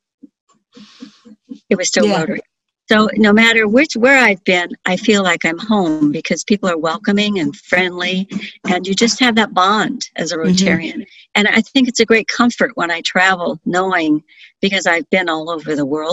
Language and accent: English; San Mateo, California, United States; I was born in San Mateo, California, middle class family